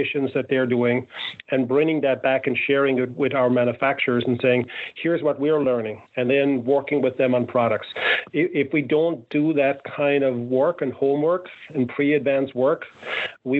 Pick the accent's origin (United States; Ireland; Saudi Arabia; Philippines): Ireland; I grew up in Ireland